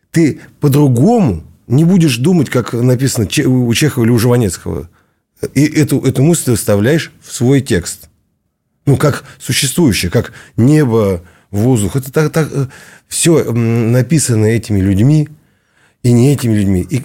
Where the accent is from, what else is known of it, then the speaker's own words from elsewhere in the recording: Siberia, Russia; Он одессит, я из Сибири.